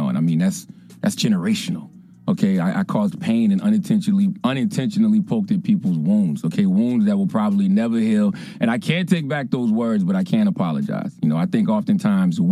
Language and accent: English; Moncks Corner, South Carolina, United States; moved away; my hometown of Monk's Corner, South Carolina